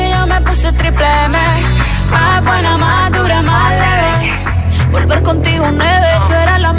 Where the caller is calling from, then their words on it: Gran Canaria, Canary Islands, Spain; Llamo desde Gran Canaria